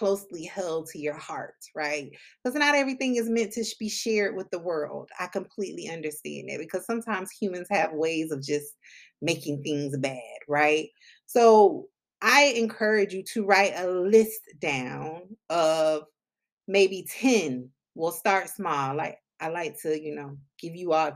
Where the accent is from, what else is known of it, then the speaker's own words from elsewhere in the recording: Palm Beach County, South Florida, United States; I'm originally from South Florida, Palm Beach County, 561